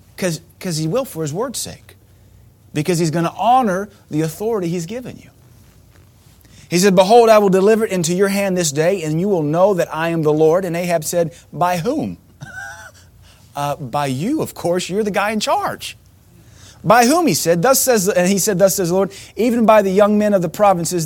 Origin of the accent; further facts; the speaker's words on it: United States; growing up in America